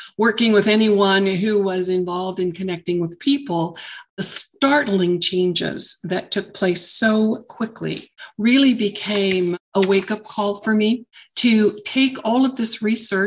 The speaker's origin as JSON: {"language": "English", "region": "Southern California", "country": "United States", "tie": "born or raised there", "moved": "as an adult", "said": "I grew up in Southern California. I had lived there for the majority of my entire life."}